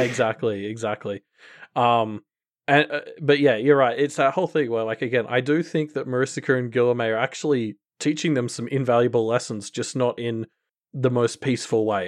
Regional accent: Australia; as an Australian

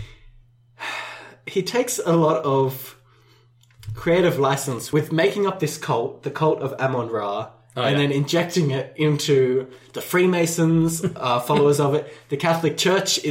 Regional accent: Australia; as an Australian

